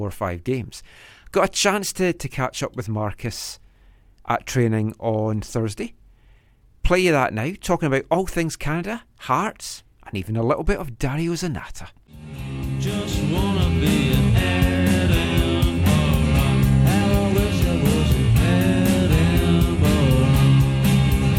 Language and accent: English; Scotland, United Kingdom; I'm Scottish